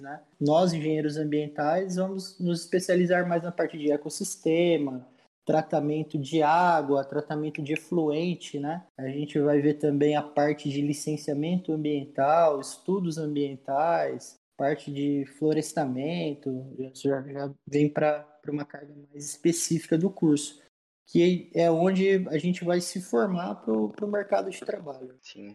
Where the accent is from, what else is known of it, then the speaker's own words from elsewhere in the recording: Lins, São Paulo, Brazil; Linz é a cidade onde eu resido, né, onde, eu, onde eu cresci, onde eu vivo